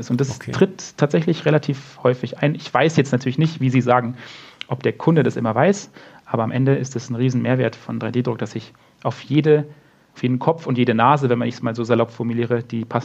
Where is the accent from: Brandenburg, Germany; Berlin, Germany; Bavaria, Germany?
Bavaria, Germany; Munich; wenn ich jetzt zum Beispiel durch, durch München laufe, also mein, meine Heimatstadt sozusagen